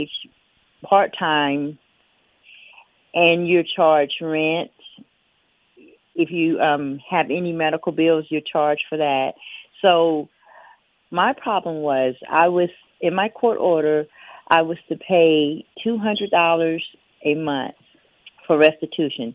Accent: Biloxi, Mississippi, United States; I'm from Biloxi, Mississippi, which is about 2.5-3 hours away

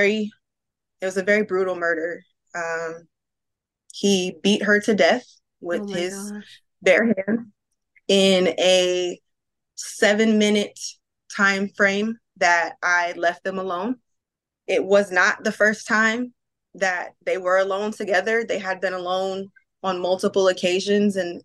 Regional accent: Palmdale, California, United States; I grew up in Palmdale, California

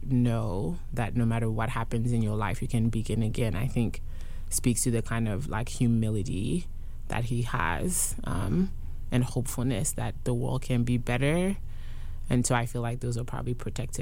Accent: Côte d’Ivoire; first language French; English is a second language; now in Durham, United States; I went to private school in the Ivory Coast

